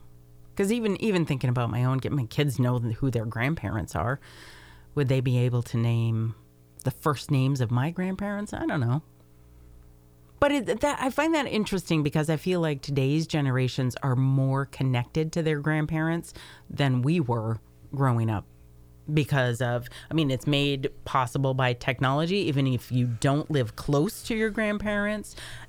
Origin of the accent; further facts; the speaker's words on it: Scotland, United Kingdom; But I'm not Irish. I'm Scottish.